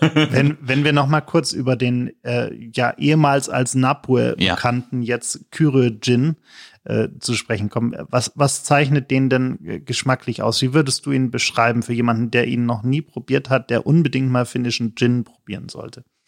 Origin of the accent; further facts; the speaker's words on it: Germany; als Deutscher